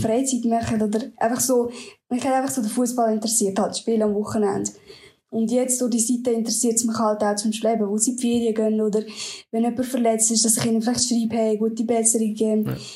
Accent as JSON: {"language": "German", "region": "Lucerne", "country": "Switzerland", "said": "ich komme aus Luzern, also ein bisschen außerhalb von Luzern"}